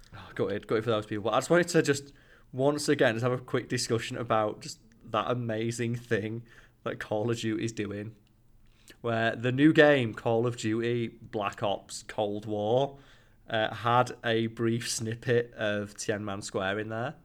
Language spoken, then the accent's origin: English; United Kingdom; Boris Johnson, our Prime Minister